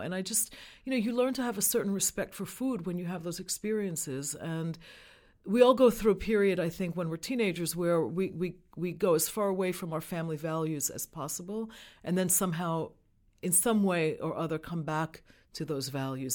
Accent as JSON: {"language": "English", "town": "New York City", "region": "New York", "country": "United States", "tie": "born or raised there", "said": "I grew up in New York City."}